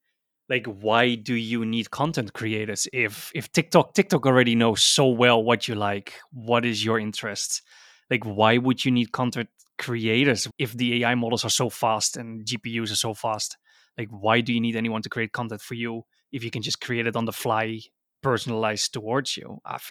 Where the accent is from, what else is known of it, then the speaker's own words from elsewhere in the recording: Netherlands; I'm from Holland.